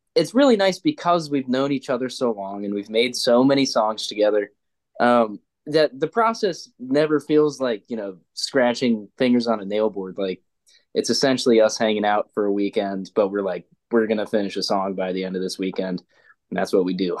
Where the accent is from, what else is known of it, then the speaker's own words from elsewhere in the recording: Youngstown, Ohio, United States; Youngstown originally, uh, but now we are spread uh, all around Ohio